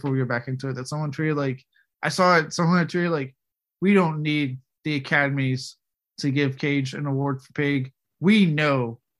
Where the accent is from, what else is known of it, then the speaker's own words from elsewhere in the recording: Texas, United States; because I'm born and raised in that state